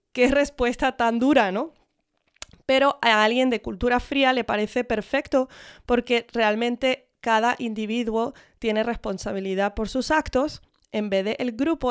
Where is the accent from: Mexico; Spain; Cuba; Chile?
Spain; Mis padres son de Estados Unidos, pero yo me crié en España